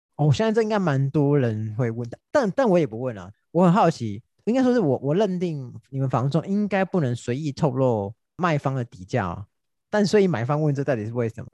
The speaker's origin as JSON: {"language": "Chinese", "country": "Taiwan", "said": "以我们台湾人的个性"}